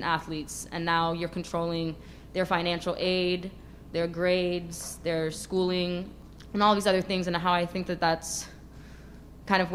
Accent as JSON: {"language": "English", "town": "New York City", "region": "New York", "country": "United States", "said": "I'm from New York City. It's the most segregated school system in the country"}